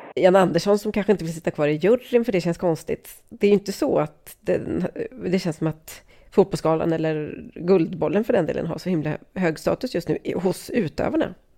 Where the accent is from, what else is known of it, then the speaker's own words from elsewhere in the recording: Sweden; som svensk